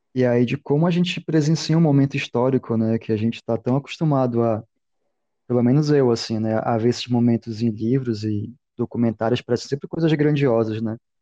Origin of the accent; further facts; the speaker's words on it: Belém, Pará, Brazil; also born or lived in Manaus; Eu sou, sou de Belém, morei em Manaus, mas sou de Belém